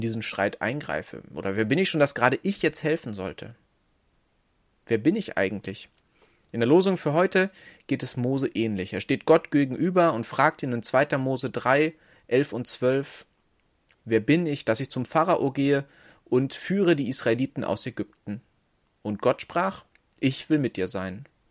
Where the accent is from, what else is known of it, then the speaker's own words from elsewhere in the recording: Northern Germany, Germany; Ich bin Norddeutscher